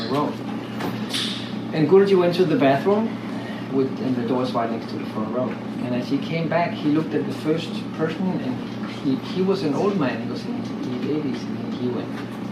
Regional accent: Denmark; I'm from Denmark.

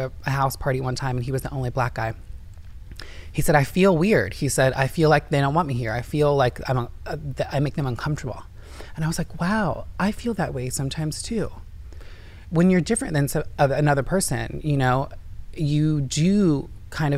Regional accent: Indiana, United States; now in California, United States; I'm from Indiana, and I grew up with all white people.

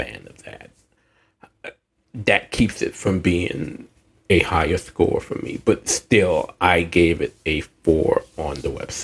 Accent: the South, United States; I'm from the South

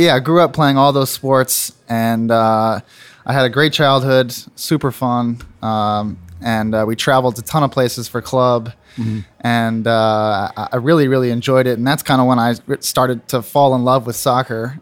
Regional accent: Plano, Texas, United States; also born or lived in Tulsa, Oklahoma; now in Cincinnati, United States; I was born uh, in Tulsa, Oklahoma, actually, and then moved uh, shortly after that to Plano, Texas, and that's where I grew up

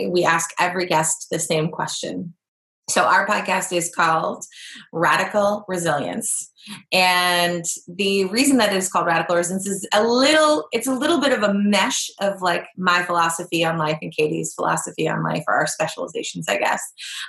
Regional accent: Massachusetts, United States; I'm like border, like I'm from Massachusetts. We say wicked.

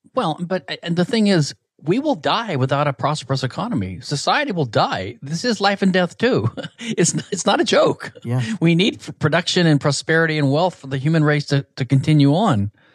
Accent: Louisiana, United States; I was basically from Louisiana, from a, a small town, rural area

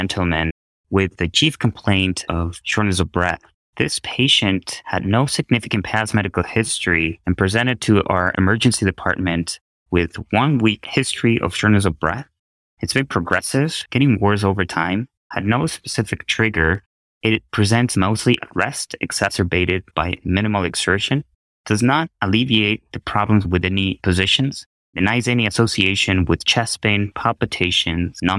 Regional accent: Ecuador; moved away as an adult; now in Evanston, United States; I was born and raised in Ecuador.

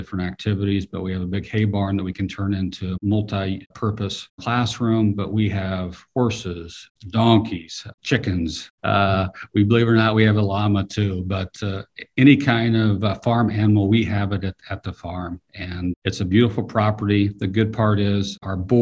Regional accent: Wahoo, Nebraska, United States; also born or lived in Grand Island, Nebraska; I grew up in Wahoo

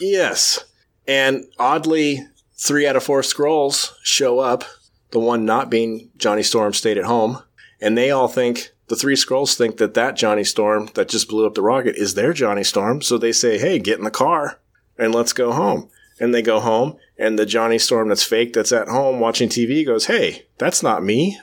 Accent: United States; I'm an American

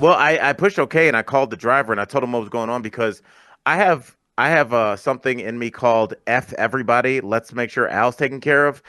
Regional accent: Cleveland, Ohio, United States; moved away; my hometown of Cleveland

